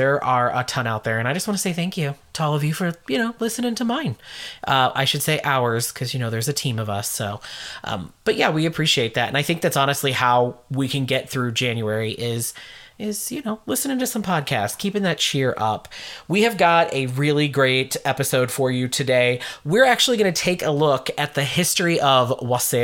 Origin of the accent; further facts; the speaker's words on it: United States; accent: American; my American accent